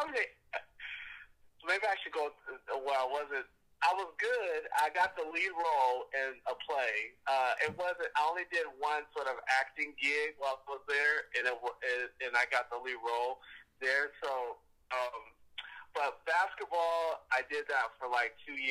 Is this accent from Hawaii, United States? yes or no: no; Portland, Oregon, United States; I grew up right here in Portland, Oregon. I'm born and raised. Grew up in Northeast Portland, Irvington District.